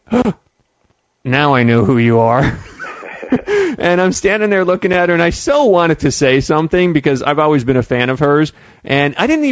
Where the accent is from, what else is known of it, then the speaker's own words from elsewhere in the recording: Pennsylvania, United States; moved away; to Pennsylvania to see my family